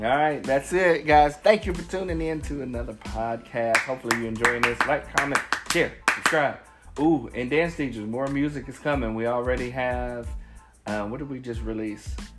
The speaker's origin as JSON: {"language": "English", "town": "Cincinnati", "region": "Ohio", "country": "United States", "said": "I'm from Cincinnati, so we have this place called the United Dairy Farmer"}